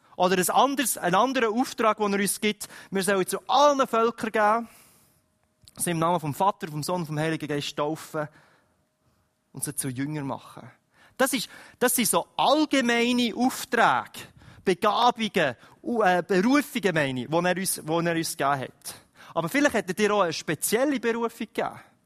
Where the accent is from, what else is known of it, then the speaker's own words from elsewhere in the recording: Switzerland; wir als Schweizer